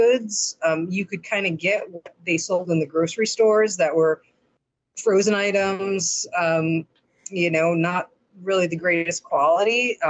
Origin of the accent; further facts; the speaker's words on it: Chicago, Illinois, United States; now in Arizona, United States; I'm from Chicago